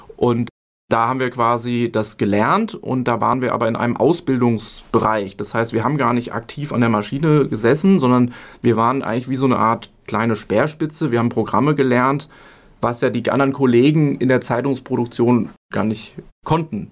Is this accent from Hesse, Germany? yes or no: yes; Hesse, Germany; also born or lived in Berlin; Mutter aus Nordrhein-Westfalen, Vater aus Bayern, aufgewachsen in Hessen